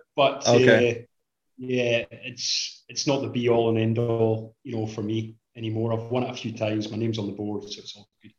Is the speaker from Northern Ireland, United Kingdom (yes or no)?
no; Inverness, Scotland, United Kingdom; also born or lived in Fortrose, Scotland; It's like I was born in Inverness, which is like 12 miles away. But my mom and dad, they live 4 minutes away from here in the town of Fort Rose.